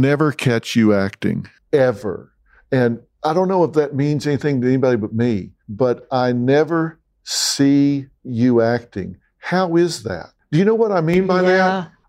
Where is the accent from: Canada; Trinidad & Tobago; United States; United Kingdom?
United States; Texas; accent: Texas; it? Yeah, it is Texas. Yeah.